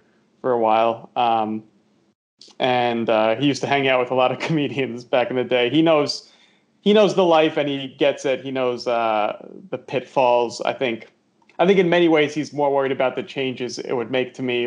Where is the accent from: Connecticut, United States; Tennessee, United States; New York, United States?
New York, United States; Westchester; I'm from New York originally. I was born yeah. in the city, but when I was about 4, my parents moved to Westchester, just outside the city, so grew up mostly there